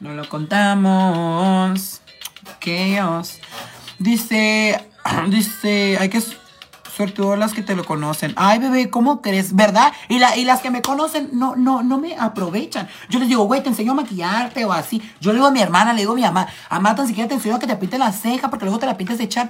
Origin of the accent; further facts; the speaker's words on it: Tijuana, Baja California, Mexico; yo soy de Tijuana, Baja California